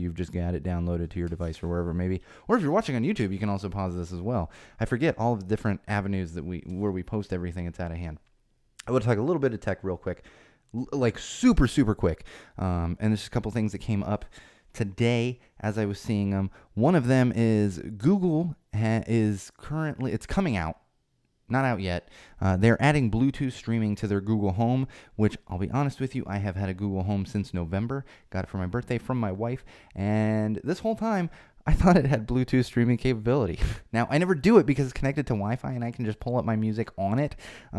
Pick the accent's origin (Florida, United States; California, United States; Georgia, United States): Florida, United States; born there; I was born in Florida.